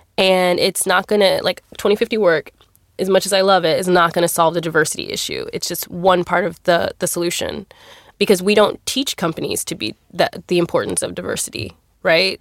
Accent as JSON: {"language": "English", "region": "Texas", "country": "United States", "said": "I'm here from Texas."}